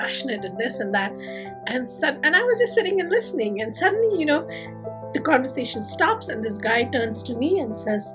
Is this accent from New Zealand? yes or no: no; India; moved away; staying connected with my home country